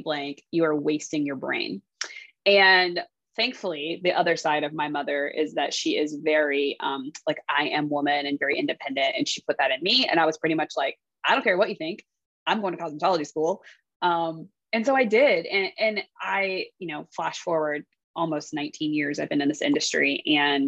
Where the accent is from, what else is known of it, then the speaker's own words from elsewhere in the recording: Columbus, Ohio, United States; moved away as an adult; also born or lived in Los Angeles, California; I'm from Columbus, Ohio.